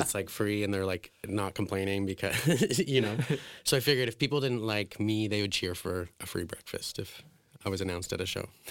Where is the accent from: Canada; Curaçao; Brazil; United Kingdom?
Canada; Alberta; when I was a kid, I grew up in like a very white suburban town. It was like an oil town in Alberta